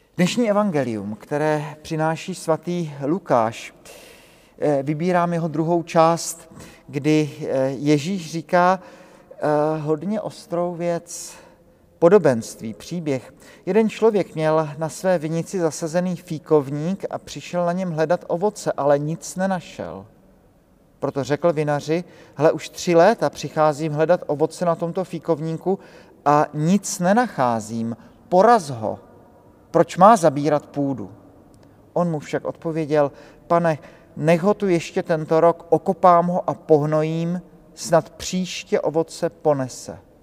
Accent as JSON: {"language": "Czech", "town": "Brno", "region": "South Moravian Region", "country": "Czechia", "moved": "yes", "lives_now": "Prague, Czechia", "said": "u nás v Brně, ze kterého pocházím"}